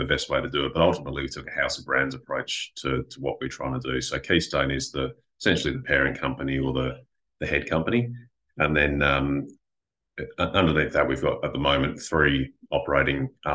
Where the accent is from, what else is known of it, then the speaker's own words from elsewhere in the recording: Perth, Western Australia, Australia; also born or lived in United Kingdom; Kind of grew up in Perth, went to school in Perth, did my university studies in Perth